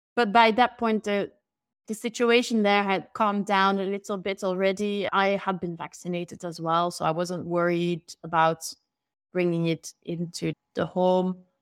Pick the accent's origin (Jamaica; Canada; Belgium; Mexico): Belgium; moved away as an adult; also born or lived in London; I moved back to Belgium from London